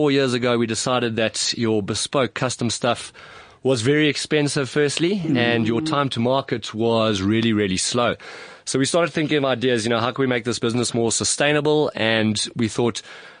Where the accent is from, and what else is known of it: South Africa; also born or lived in Stellenbosch